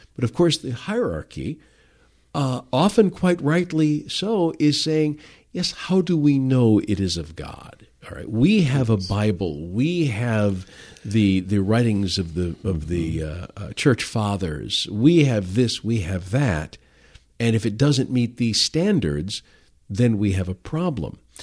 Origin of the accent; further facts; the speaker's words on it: Detroit, Michigan, United States; now in Grand Rapids, United States; growing up in Detroit